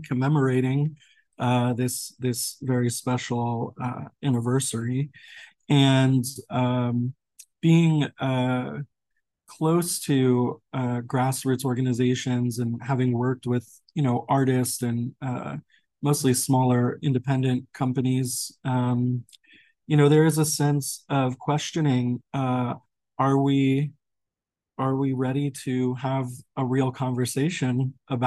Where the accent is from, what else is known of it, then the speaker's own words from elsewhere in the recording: New York, United States; moved away; being a New Yorker too, and my father actually passed, he was a sanitation worker for 21 years in New York